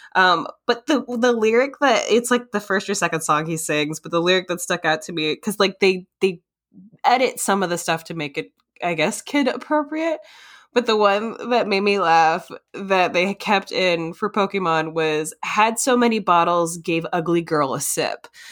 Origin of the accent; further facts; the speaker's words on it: Minnesota, United States; moved away; also born or lived in North Carolina; in Minnesota. Yeah, I I do slip into that accent sometimes because I also grew up a little bit in uh, North Carolina